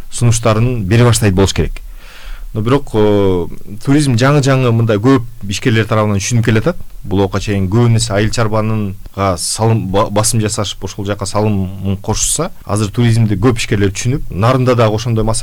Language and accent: Kyrgyz; Talas Region, Kyrgyzstan; мен мисалы таластыкмын